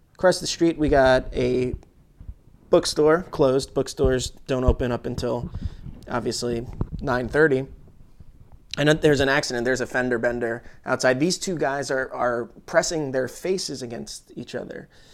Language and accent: English; United States; as an American citizen